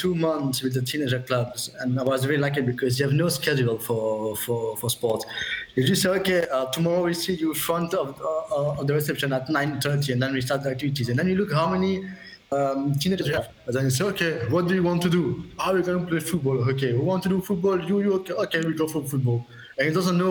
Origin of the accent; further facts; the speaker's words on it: Belgium; also born or lived in Brussels; I'm actually from Belgium. I'm living in Brussels.